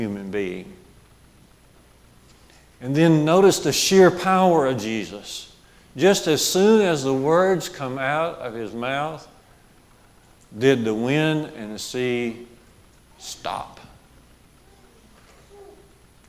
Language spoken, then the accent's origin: English; Jasper, Alabama, United States; growing up on Highway 5 in Jasper, in our neighborhood, little village of Barkers